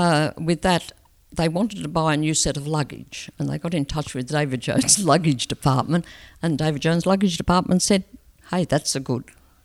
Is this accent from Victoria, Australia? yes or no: no; Wellington, New South Wales, Australia; also born or lived in Murrurundi / Scone / Muswellbrook / Sydney; I was born in Wellington.